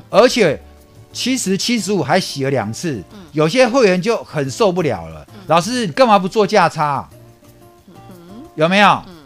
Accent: Taipei, Taiwan; 我就在河江街的夜市长大的

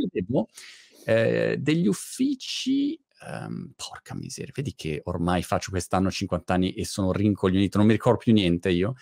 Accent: Milan, Lombardy, Italy; moved away as an adult; now in Brighton, United Kingdom; io che sono milanese invece sono a Brighton

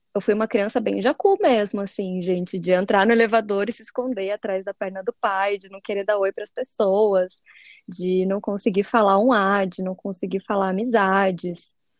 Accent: Curitiba, Paraná, Brazil; sou curitibana

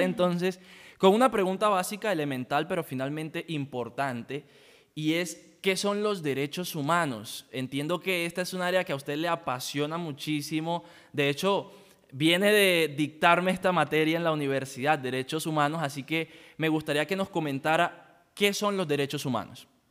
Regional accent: La Guajira, Colombia; yo vengo de La Guajira

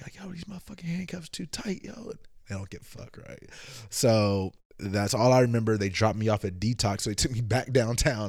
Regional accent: Oakland, California, United States; moved away as an adult; also born or lived in Vallejo / Antioch / Richmond / Emeryville; I am from the Bay Area, Oakland in the house

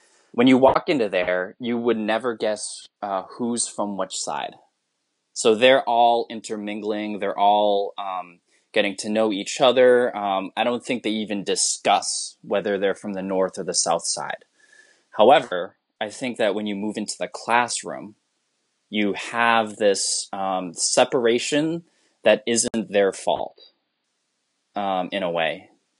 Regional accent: Philippines; I'm so ashamed to say this as a Filipino, but I can understand it, but I can't speak a lick of it.

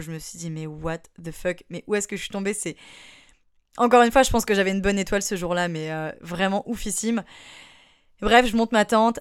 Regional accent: France; c'est parce qu'on est français, ils nous appellent comme ça

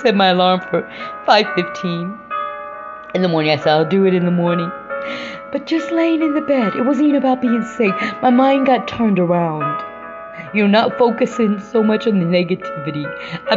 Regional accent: Indiana, United States; moved away as an adult; I came back to Indiana. I returned back to my home state 5 years ago

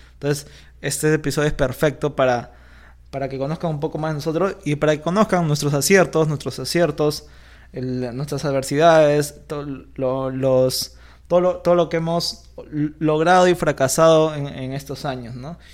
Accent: Lima, Peru; nosotros somos de Lima, Perú

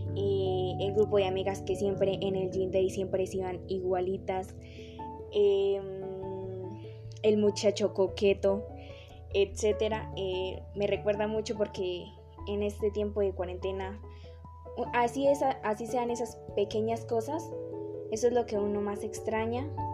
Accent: Sogamoso, Boyacá, Colombia; soy de Sogamoso, estudio en el Colegio Politécnico Álvaro González Santana, eh, llevo 12 años en esta institución

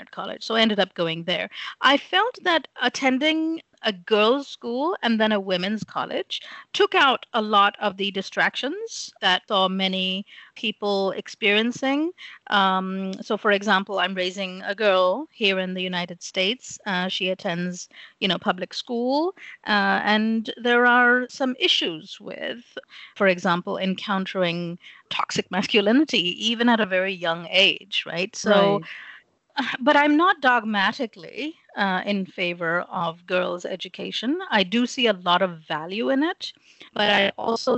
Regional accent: Lahore, Punjab, Pakistan; first language English; also born or lived in England; So I grew up in Pakistan. I was born in England

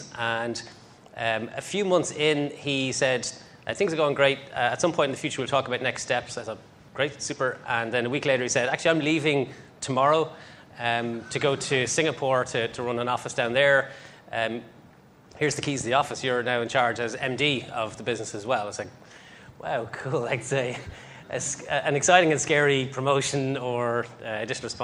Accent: Ireland; I'm Irish.

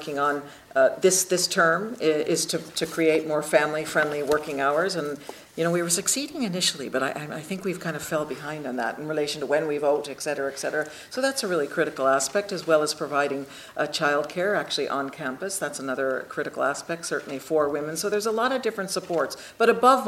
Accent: United States; now in Ireland; being originally American

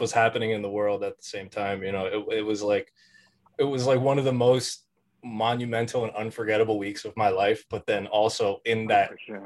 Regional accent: New Jersey, United States; I'm from Jersey

